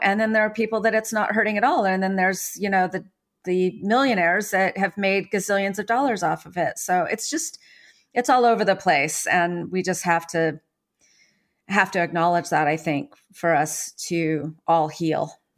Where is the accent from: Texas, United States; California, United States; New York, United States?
California, United States; San Francisco; I was born in San Francisco nine months after the summer of love